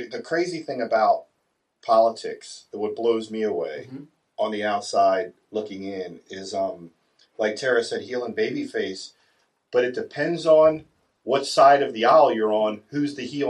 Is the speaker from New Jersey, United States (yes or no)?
no; Catonsville, Maryland, United States; my whole family's from Catonsville. I grew up in Catonsville. All my friends are in Catonsville